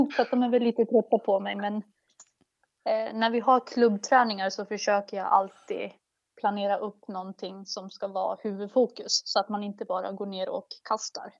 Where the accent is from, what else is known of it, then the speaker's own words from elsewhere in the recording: Motala, Östergötland, Sweden; moved away; also born or lived in Västerås / Stockholm; det är hemma i Motala där jag växte upp